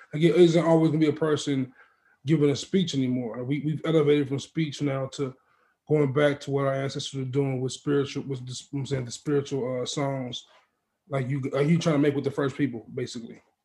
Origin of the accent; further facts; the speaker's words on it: Maywood, Illinois, United States; I'm from Maywoods